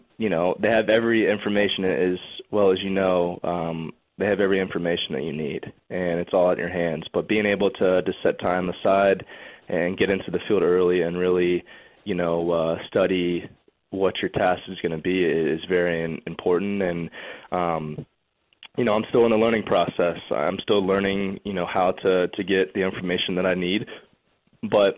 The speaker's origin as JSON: {"language": "English", "town": "Lakeland", "region": "Florida", "country": "United States", "tie": "born or raised there", "said": "growing up in Lakeland and always being around Joker Marchant Stadium where the Tigers play"}